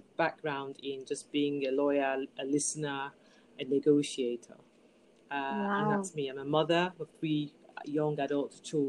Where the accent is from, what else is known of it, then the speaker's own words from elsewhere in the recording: Lagos, Nigeria; moved away as an adult; now in United Kingdom; Born and raised in Nigeria, in Lagos, Nigeria. I moved to the UK about 25 years ago.